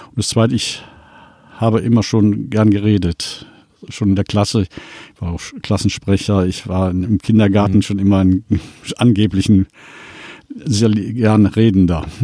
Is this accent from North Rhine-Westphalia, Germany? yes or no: yes; Cologne, North Rhine-Westphalia, Germany; Das eine Mal bei dem Kölner Dom, ich komme ja aus Köln